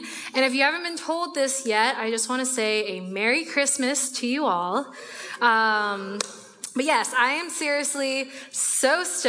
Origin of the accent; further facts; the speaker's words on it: Guangzhou, Guangdong, China; born there; So I was born in the Ponyan district of a city called Guangzhou, which is just north of Hong Kong.